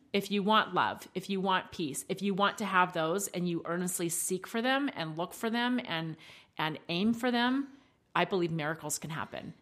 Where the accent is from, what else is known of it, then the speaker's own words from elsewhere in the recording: United States; accents for us because we are American